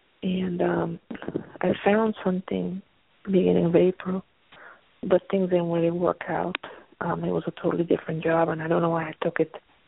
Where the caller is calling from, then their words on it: Pennsylvania, United States; I'm calling from Pennsylvania.